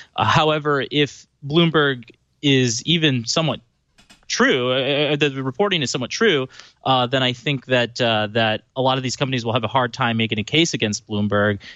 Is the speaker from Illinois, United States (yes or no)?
yes; Chicago, Illinois, United States; I grew up in Chicago